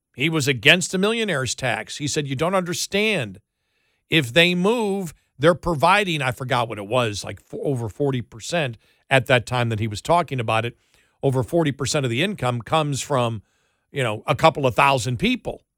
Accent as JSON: {"language": "English", "town": "Buffalo", "region": "New York", "country": "United States", "tie": "born or raised there", "moved": "yes", "lives_now": "Texas, United States", "said": "somebody who grew up in Buffalo"}